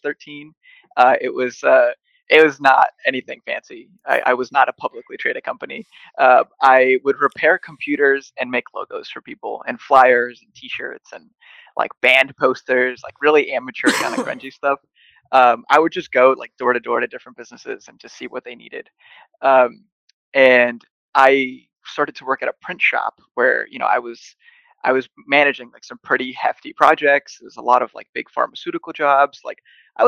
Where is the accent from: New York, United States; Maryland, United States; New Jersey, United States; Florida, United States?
New Jersey, United States; Buttsville; also born or lived in Los Reyes, Michoacán, Mexico; now in Rhode Island, United States; I grew up in a small town called Buttsville, New Jersey